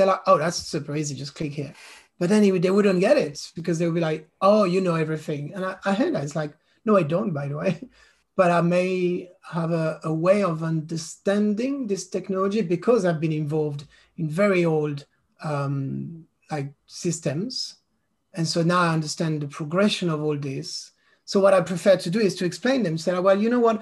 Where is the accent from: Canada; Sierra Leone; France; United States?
France; first language French; English is a second language; moved away as an adult; now in London, United Kingdom; I'm a Londoner for the past 17 years, and I'm French, but based in London